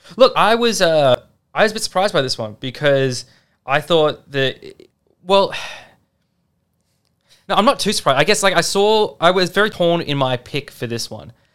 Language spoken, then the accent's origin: English; Australia; as an Australian